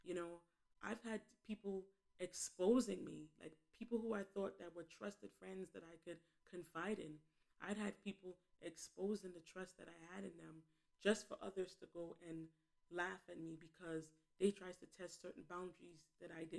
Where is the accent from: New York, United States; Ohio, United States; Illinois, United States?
New York, United States; New York City; I was born and raised in Bed-Stuy in Flatbush, Brooklyn